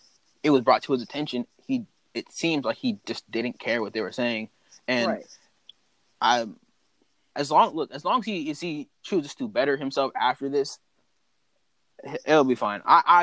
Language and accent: English; North Carolina, United States; I am from North Carolina. That's where I'm from.